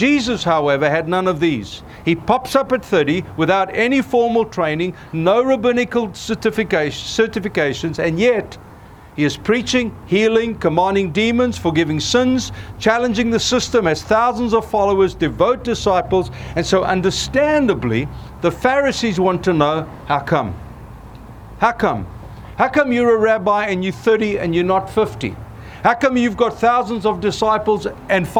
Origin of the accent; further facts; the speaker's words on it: South Africa; moved away as an adult; now in United States; growing up in Africa